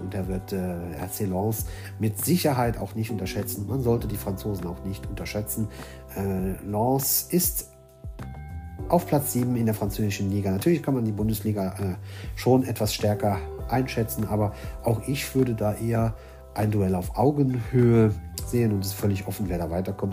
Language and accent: German; Luxembourg; Ich bin selbst aus Luxemburg